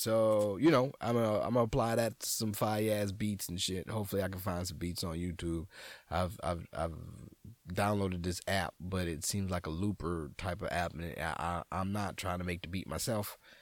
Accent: New Orleans, Louisiana, United States; moved away; I'm a nigga from New Orleans

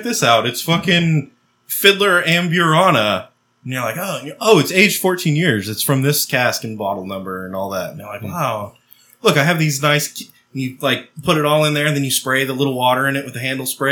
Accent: United States; I'm an American.

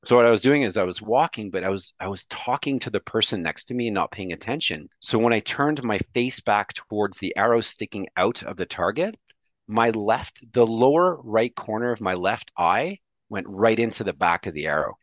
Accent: Montreal, Quebec, Canada; I speak French fluently, like, like you do, because I'm from Montreal

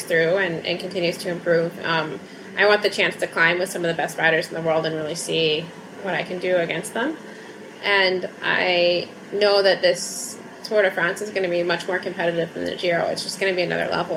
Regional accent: Alaska, United States; moved away as an adult; also born or lived in California; now in Girona, Spain; since I moved from Alaska.

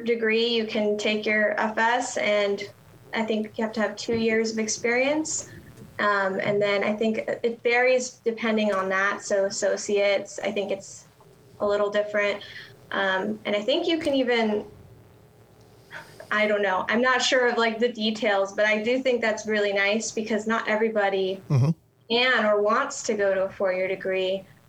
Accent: Florida, United States; Hey, well, I came from Florida, so let me start there. And I didn't realize when I came to Texas how different it could vary from state to state.

